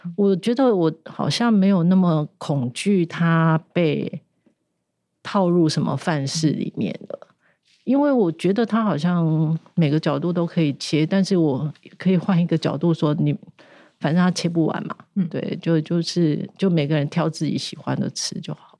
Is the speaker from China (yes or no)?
no; Taiwan; 我们台湾人